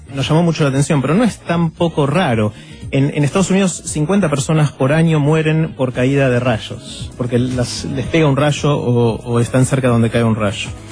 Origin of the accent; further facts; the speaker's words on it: Argentina; somos unos 40 millones en la Argentina